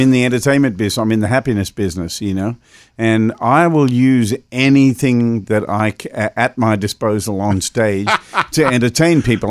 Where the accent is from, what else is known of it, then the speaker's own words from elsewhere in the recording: Melbourne, Victoria, Australia; I was playing in my hometown of Melbourne, Australia.